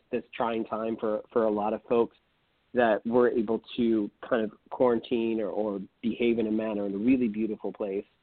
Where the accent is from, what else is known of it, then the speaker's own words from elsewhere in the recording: San Francisco, California, United States; moved away as an adult; now in Los Angeles, United States; I grew up in San Francisco